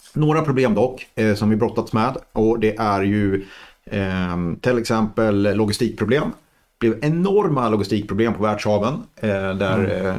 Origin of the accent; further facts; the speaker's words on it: Degerfors, Örebro County, Sweden; Jag kommer ju från Degerfors från början